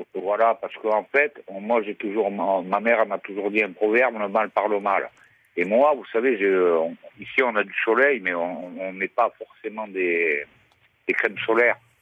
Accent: Gard, Occitania, France; je suis du Gard, moi, je suis un peu gardois

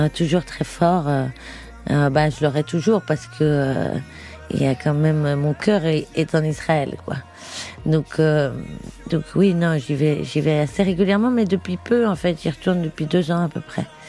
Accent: Paris, Île-de-France, France; also born or lived in Barcelona area, Spain; j'ai grandi vraiment dans Paris

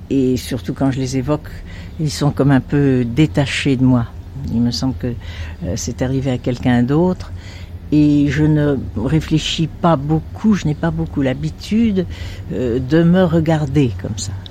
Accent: France; also born or lived in Russia; Je suis née en Russie, mais à l'âge de deux ans, euh, ma mère s'est séparée de mon père et elle est partie en France.

